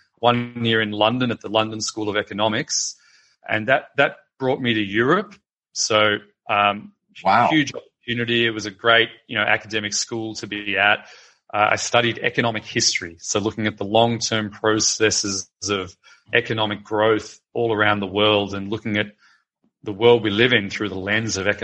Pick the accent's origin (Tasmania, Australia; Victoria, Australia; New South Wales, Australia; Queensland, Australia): Victoria, Australia; Melbourne; I'm from Melbourne in Australia